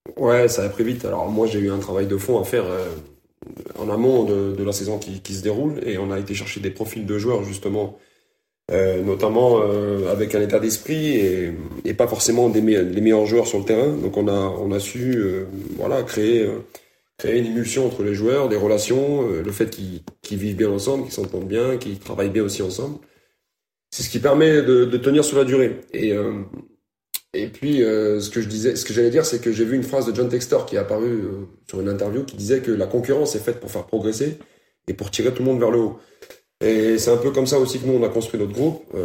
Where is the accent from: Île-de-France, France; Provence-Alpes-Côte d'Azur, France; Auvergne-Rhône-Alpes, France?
Auvergne-Rhône-Alpes, France; Lyon; je suis lyonnais de souche